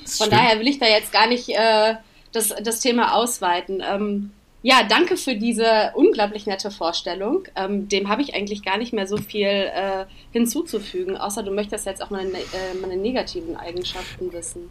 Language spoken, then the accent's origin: German; Königswinter, North Rhine-Westphalia, Germany; moved away as an adult; now in Cologne, Germany; ich komme ursprünglich aus Königswinter, das ist ähm, aber ganz in der Nähe, das ist bei Bonn und äh, lebe jetzt seit ungefähr sechs Jahren in Köln